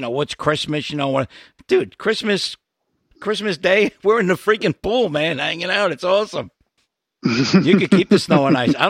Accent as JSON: {"language": "English", "region": "New York", "country": "United States", "accent": "Brooklyn", "moved": "yes", "said": "I'm originally from New York."}